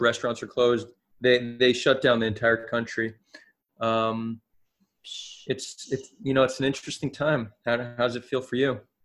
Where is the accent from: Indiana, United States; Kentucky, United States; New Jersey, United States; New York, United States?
New Jersey, United States; moved away as an adult; now in Israel; I grew up in America, New Jersey, to be exact. Um, I moved to Israel when I was eighteen